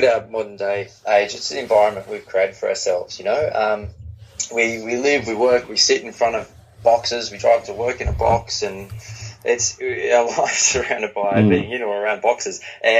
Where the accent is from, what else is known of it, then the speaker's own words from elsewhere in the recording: Newcastle, North East England, United Kingdom; Yeah, so I grew up in Newcastle, which is big football community